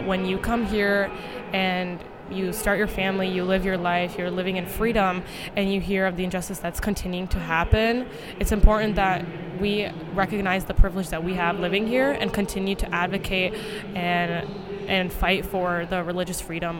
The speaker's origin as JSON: {"language": "English", "country": "United States", "also_born_or_lived": "India (ancestry) / Minnesota (studies)", "said": "I'm a second year student at the University of Minnesota, and I am an American citizen with Indian descent."}